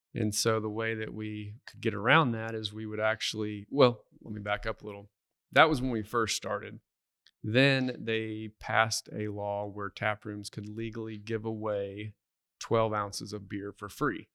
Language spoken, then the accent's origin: English; Duncan, Oklahoma, United States; moved away as an adult; now in Stillwater, United States; I'm originally from Duncan, Oklahoma